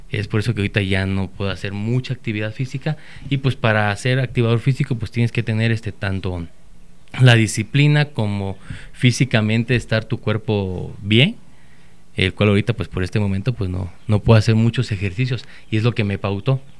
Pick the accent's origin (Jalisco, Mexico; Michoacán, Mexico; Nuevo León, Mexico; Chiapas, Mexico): Chiapas, Mexico; moved away as an adult; also born or lived in Guanajuato; now in Celaya, Mexico; Pues yo soy originario de Chiapas, de la hermosa y bella.